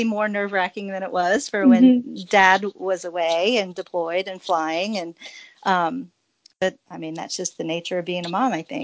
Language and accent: English; Louisiana, United States; moved away as an adult; also born or lived in Oak Harbor, Washington; now in Pensacola, United States; I grew up in Louisiana